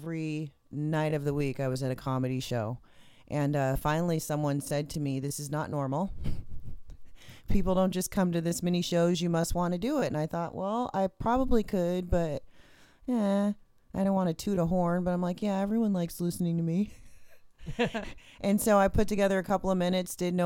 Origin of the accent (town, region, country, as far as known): Sacramento, California, United States; born or raised there; also born or lived in Columbus, Georgia / Seaside, California / Monterey, California